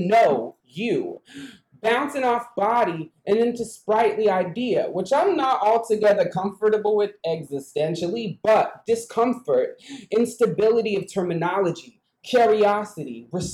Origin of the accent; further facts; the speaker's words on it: United States; I'm from an Indian reservation.